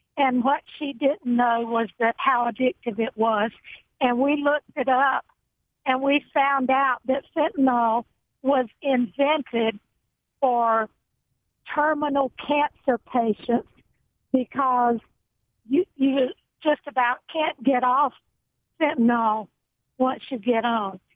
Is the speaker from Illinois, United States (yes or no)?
yes; Chicago, Illinois, United States; now in Georgia, United States; We're we're from Chicago